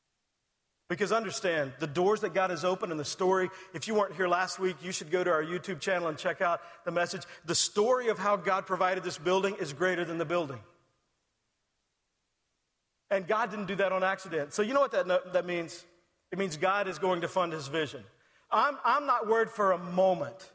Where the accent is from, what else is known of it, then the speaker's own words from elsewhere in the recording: Texas, United States; I'm from Texas.